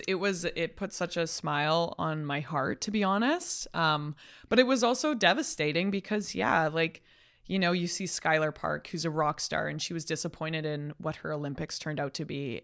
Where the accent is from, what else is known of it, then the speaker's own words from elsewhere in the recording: Calgary, Alberta, Canada; now in Toronto, Canada; I'm a kid from Calgary.